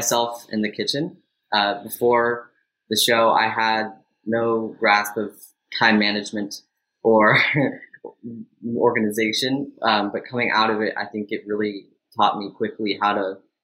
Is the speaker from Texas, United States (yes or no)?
yes; Austin, Texas, United States; I am from Austin, Texas